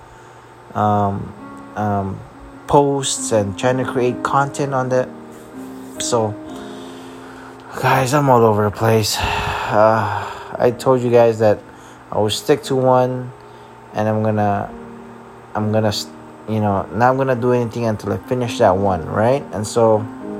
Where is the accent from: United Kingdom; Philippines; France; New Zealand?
Philippines; I'm also Filipino